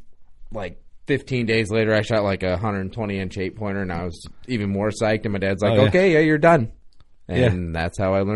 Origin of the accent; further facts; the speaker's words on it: Erie, Illinois, United States; I'm born and raised in Erie.